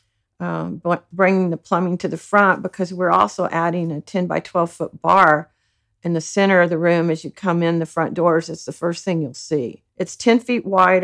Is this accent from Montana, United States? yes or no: no; San Antonio, Texas, United States; also born or lived in Lockhart, Texas; I grew up in San Antonio, born in Lockhart, grew up in San Antonio, graduated Texas State University when it was Southwest Texas